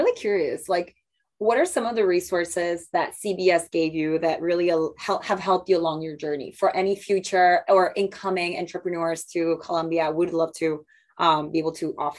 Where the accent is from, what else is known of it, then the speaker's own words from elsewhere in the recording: Ecuador; I'm from Ecuador